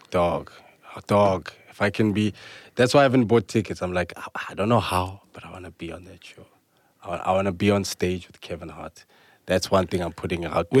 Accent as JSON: {"language": "English", "country": "South Africa", "said": "being a South African"}